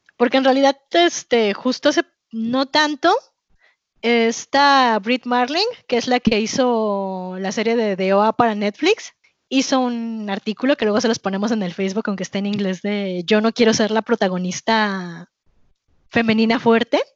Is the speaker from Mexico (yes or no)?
yes; Mexico; soy latina, pero soy mexicana